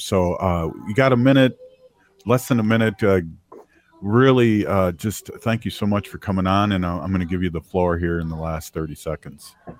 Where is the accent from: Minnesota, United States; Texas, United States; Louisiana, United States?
Minnesota, United States; accent: Minnesota; my Minnesota accent